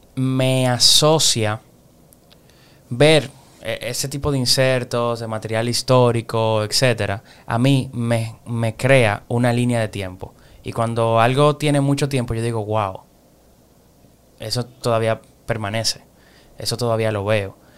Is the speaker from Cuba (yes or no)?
no; Dominican Republic; nosotros somos dominicanos